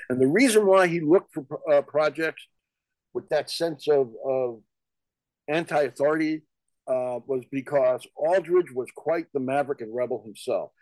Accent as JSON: {"language": "English", "region": "New York", "country": "United States", "tie": "born or raised there", "also_born_or_lived": "New Jersey", "moved": "yes", "lives_now": "Los Angeles, United States", "said": "I live in LA. I was born in New York. And, and, like you, I spent a number of years in New Jersey"}